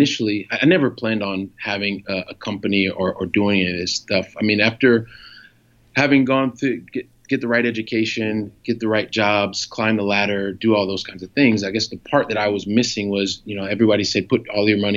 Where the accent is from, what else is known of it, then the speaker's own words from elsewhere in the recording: Columbus, Ohio, United States; also born or lived in Paris, France / Montpellier, France / Italy; now in Barcelona, Spain; a guy from Columbus, Ohio ends up making it here to Barcelona, Spain